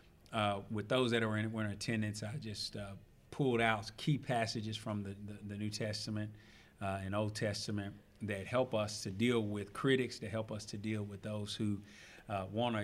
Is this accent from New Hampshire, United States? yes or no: no; Jonesboro, Arkansas, United States; I'm actually from Jonesboro, that's home for me